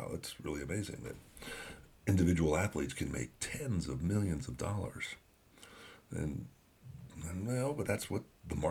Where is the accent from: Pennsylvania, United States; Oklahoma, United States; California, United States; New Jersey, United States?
New Jersey, United States; Growing up in New Jersey, I followed a lot of the New York teams